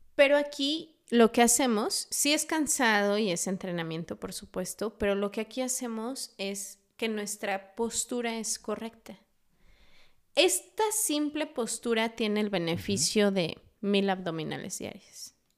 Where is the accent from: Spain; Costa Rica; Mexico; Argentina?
Mexico; Mexico City; now in Dolores Hidalgo, Mexico; Yo hace poquito estaba en Ciudad de México, eh, yo nací allá, eh, he vivido en Dolores dos años, me fui a Ciudad de México dos años, regreso a Dolores.